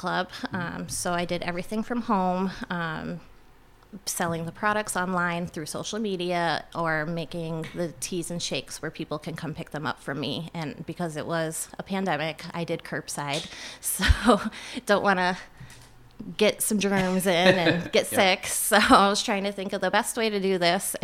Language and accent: English; Mooers Forks area, near Rouses Point / Champlain, New York, United States; I was from the Morris Forks area